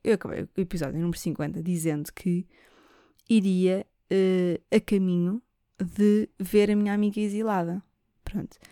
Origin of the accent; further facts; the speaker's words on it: Lisbon, Portugal; eu sou nascida e criada em Lisboa, alfacinha